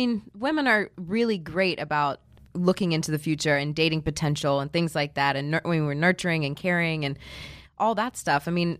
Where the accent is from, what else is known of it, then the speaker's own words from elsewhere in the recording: Houston, Texas, United States; I'm from Houston.